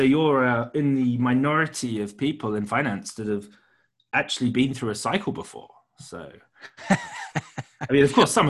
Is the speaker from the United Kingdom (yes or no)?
yes; United Kingdom; now in Hong Kong; I'm British